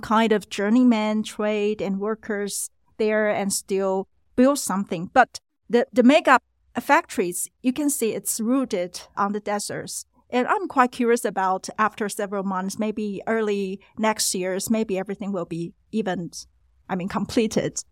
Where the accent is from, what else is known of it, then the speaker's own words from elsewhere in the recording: Taiwan; we came from Taiwan